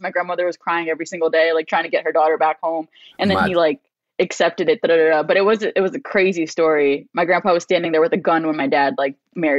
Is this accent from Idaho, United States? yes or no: no; New York City, New York, United States; also born or lived in New Jersey / London; they dropped me off to my grandparents' house when I was a month old in Brooklyn. And I grew up with my grandparents out in Brooklyn until I was like six.